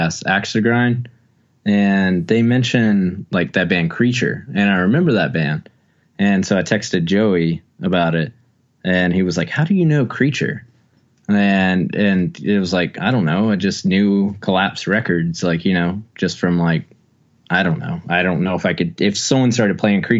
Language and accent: English; Wilmington, North Carolina, United States; growing up in Wilmington, North Carolina